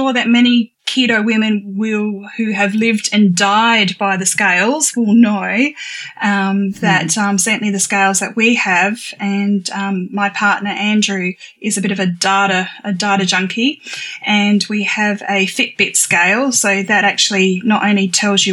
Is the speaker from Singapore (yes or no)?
no; Australia; also born or lived in Adelaide, South Australia; I am from Australia